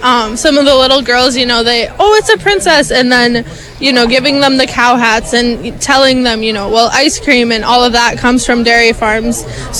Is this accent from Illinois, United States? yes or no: no; Zumbrota, Minnesota, United States; I'm from Zumbrota, Minnesota.